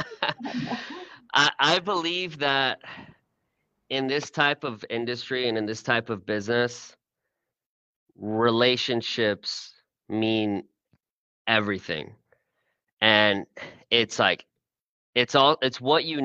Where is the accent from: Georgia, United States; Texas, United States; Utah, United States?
Texas, United States; Houston; moved away as an adult; also born or lived in Austin; I was born and raised in Houston. My family came from Iran. I was first generation American